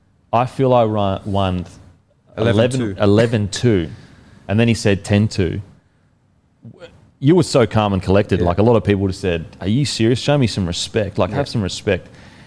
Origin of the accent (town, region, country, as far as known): Australia